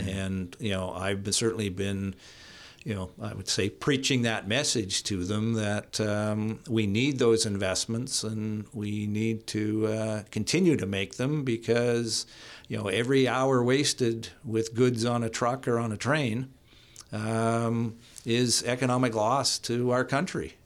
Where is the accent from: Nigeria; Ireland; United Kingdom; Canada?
Canada; Hope, British Columbia; I grew up in Hope